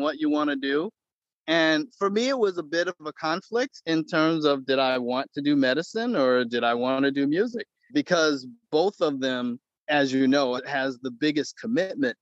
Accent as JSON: {"language": "English", "town": "Detroit", "region": "Michigan", "country": "United States", "tie": "born or raised there", "said": "I grew up in Detroit"}